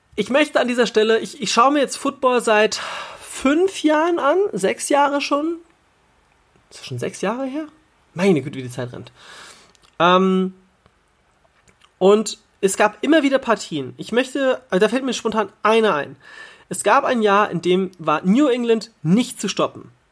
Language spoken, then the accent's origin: German; Hanover, Lower Saxony, Germany; als gebürtiger Hannoveraner